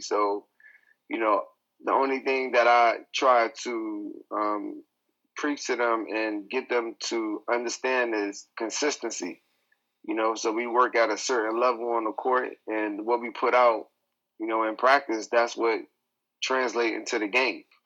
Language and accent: English; New York City, New York, United States; now in China; I'm from New York